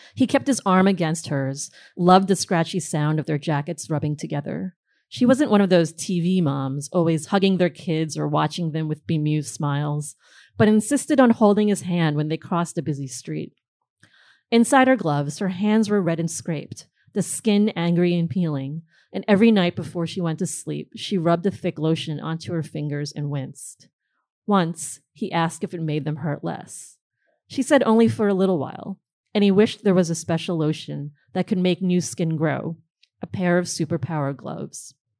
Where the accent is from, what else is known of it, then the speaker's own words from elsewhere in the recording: New Jersey, United States; moved away as an adult; also born or lived in Queens, New York; now in Brooklyn, United States; I grew up in New Jersey for the most part